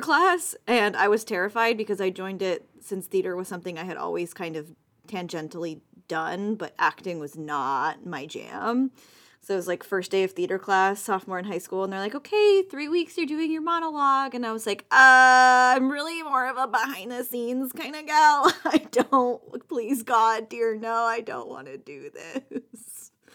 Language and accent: English; San Diego, California, United States; I grew up in San Diego